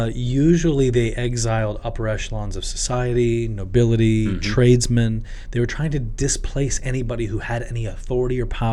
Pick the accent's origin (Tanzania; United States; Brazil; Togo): Tanzania; I grew up in East Africa, and actually there was a time when I was 7 years old, my whole family were in Dodoma, which is central Tanzania